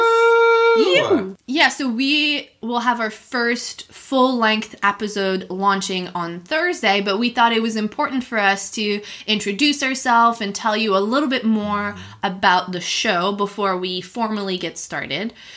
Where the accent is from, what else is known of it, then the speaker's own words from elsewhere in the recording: Montreal, Quebec, Canada; moved away as an adult; also born or lived in Reading, Pennsylvania; now in Ocean City, United States; I am initially from Montreal.